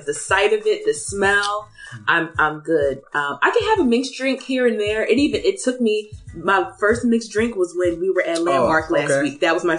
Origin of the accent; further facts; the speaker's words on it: Philadelphia, Pennsylvania, United States; I'm so happy that you all are in my city.